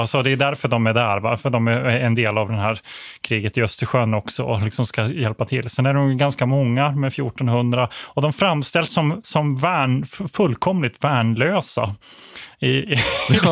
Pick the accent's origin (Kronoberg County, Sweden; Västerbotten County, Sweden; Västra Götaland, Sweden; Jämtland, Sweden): Kronoberg County, Sweden; Växjö; also born or lived in Blekinge; som uppvuxen i det här området, jag är född i Växjö eh, och spenderat mycket tid i Blekinge